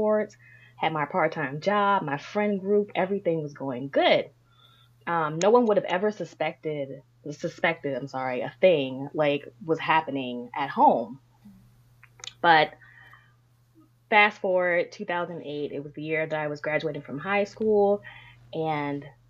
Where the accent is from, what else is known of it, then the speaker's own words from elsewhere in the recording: Prince George's County, Maryland, United States; also born or lived in Washington, District of Columbia, United States; I'm a native Marylander. I was born in DC, but I was raised in Maryland. I've lived with my father, my mother, and my brother right here in Prince George's County